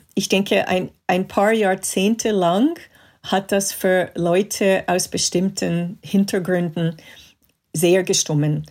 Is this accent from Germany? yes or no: no; Montreal, Quebec, Canada; moved away; ich bin in Kanada aufgewachsen, in Montreal